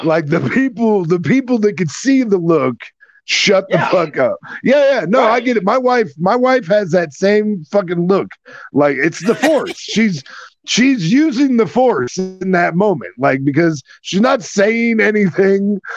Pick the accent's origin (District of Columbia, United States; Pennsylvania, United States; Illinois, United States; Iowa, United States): Iowa, United States; growing up in Iowa